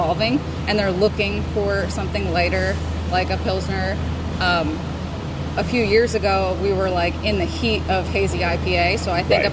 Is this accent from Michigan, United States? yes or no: no; New Jersey, United States; moved away as an adult; now in Atlantic City, United States; We're actually both from North Jersey